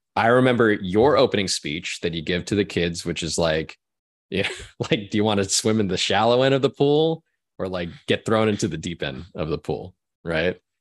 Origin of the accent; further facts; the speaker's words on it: Orange County, California, United States; when I was growing up in Orange County. California.